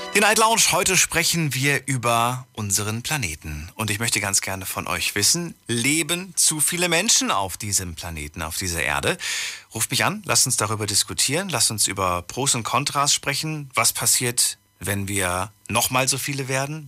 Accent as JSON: {"language": "German", "area": "GDR", "region": "East Germany", "country": "Germany", "said": "Wir kommen ja aus der DDR"}